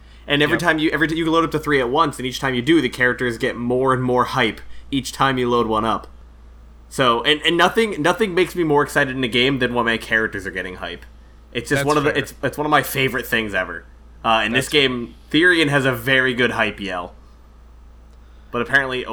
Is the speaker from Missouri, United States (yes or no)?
no; near Waterbury, Connecticut, United States; Grew up right near there